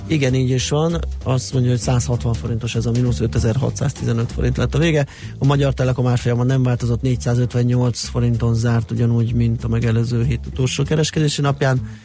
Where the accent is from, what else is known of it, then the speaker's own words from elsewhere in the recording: Budapest, Hungary; aki a belvárosban nőttem fel